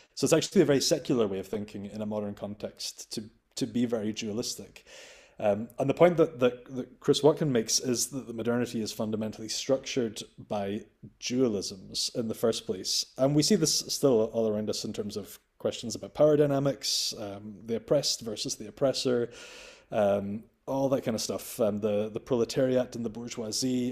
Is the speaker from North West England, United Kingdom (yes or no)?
no; Scotland, United Kingdom; as a Scot and as a European.